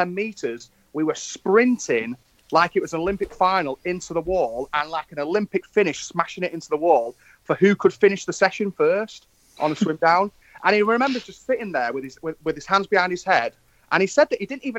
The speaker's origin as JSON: {"language": "English", "town": "Manchester", "region": "North West England", "country": "United Kingdom", "tie": "born or raised there", "also_born_or_lived": "Stockport", "said": "in my hometown"}